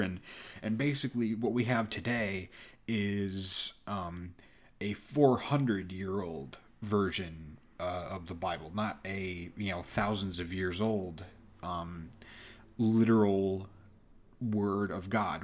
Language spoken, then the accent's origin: English; United States; born and raised in America